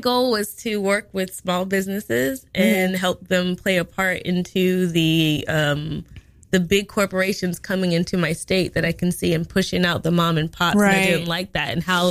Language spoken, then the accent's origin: English; Charleston, South Carolina, United States; moved away; also born or lived in Columbia, South Carolina; I'm from Charleston, South Carolina.